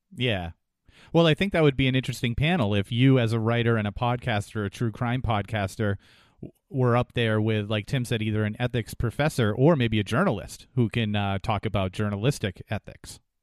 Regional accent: New Hampshire, United States; moved away; the area that I grew up in, in New Hampshire

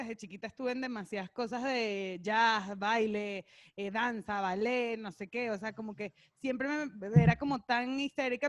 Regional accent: Caracas, Capital District, Venezuela; moved away as an adult; now in Mexico; Yo crecí en Caracas, nací y crecí en Caracas, Venezuela

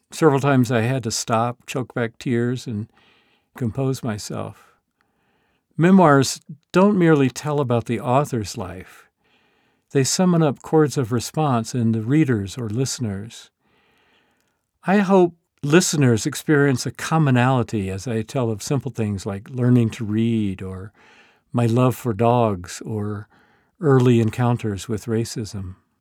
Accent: the American South, United States; I grew up immersed in Southern fundamentalism

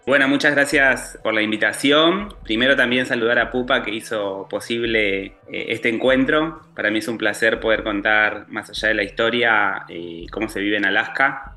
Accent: Argentina; moved away; cómo somos como argentinos

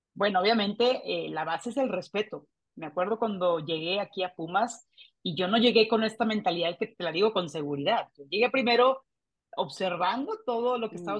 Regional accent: Mexico; aquí en mi país

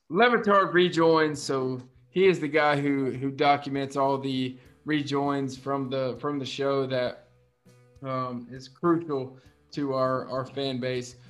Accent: South Carolina, United States; so I'm from South Carolina. I live here, born and raised

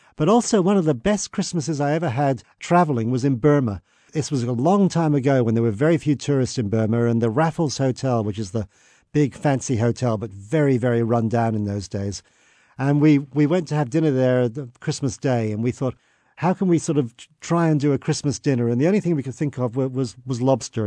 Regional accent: England, United Kingdom; now in Australia; I was born in England

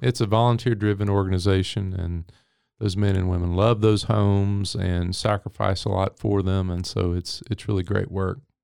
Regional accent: Henderson, Texas, United States; moved away as an adult; also born or lived in California; Henderson, Texas, which is where I'm from.

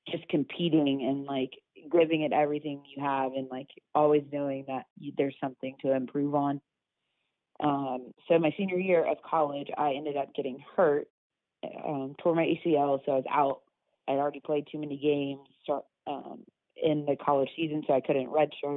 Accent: Grapevine, Texas, United States; moved away as an adult; now in Birmingham, United States; I grew up in Grapevine, Texas

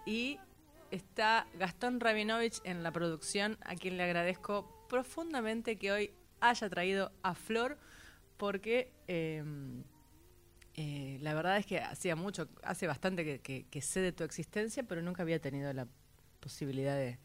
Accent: San Nicolás, Buenos Aires Province, Argentina; yo nací en San Nicolás

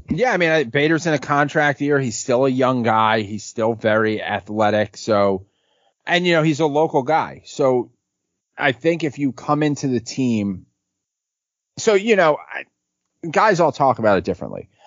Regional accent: New York City, New York, United States; growing up on City Island

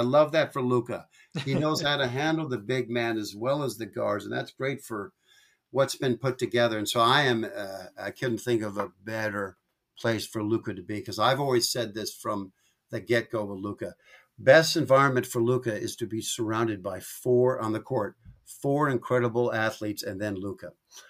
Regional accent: Washington, United States; I was raised up in Pacific Northwest, north of Seattle.

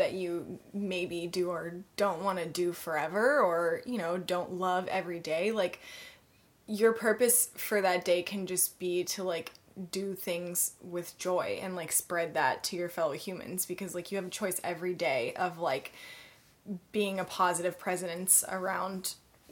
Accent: Atlanta, Georgia, United States; now in Los Angeles, United States; my hometown of Atlanta

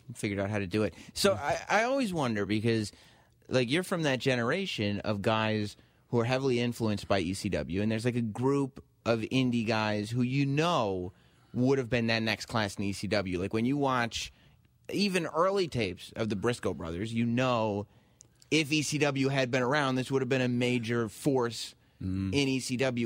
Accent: suburbs of New York, United States; growing up in the suburbs of New York when your dad worked in advertising

